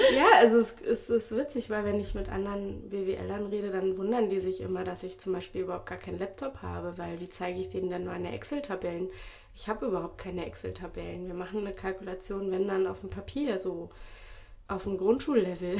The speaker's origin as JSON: {"language": "German", "region": "Berlin", "country": "Germany", "also_born_or_lived": "England", "said": "wir wollen zurück nach Berlin, wir kommen aus Berlin."}